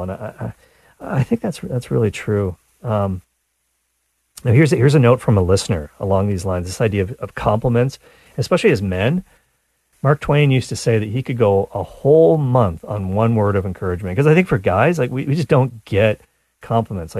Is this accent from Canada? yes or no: yes; Canada; I'm Canadian